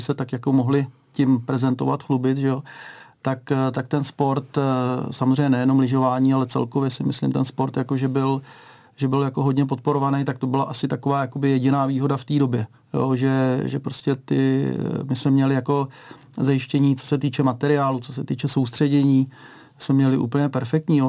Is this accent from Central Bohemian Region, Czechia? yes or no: no; Liberec, Liberec Region, Czechia; Liberečák sem